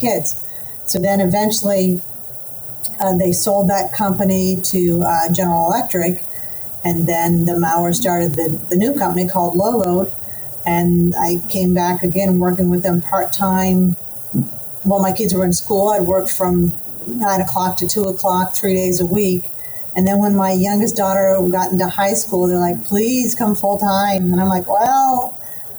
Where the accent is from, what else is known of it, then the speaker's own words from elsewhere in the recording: Nova Scotia, Canada; moved away as an adult; now in Tampa, United States; I grew up in Nova Scotia, so my family's all still in Nova Scotia